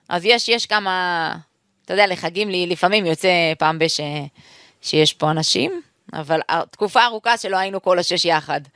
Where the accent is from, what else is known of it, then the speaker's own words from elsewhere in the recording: Jerusalem, Jerusalem District, Israel; אני אוהבת את ירושלים כי בשבילי זה בית, שם גדלתי, שם חונכתי